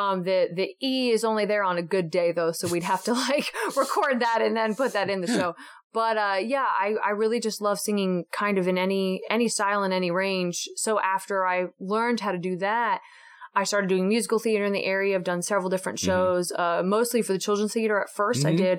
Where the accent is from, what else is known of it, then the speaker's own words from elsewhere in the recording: West Chester, Pennsylvania, United States; We lived in, I grew up in Pennsylvania. So we lived.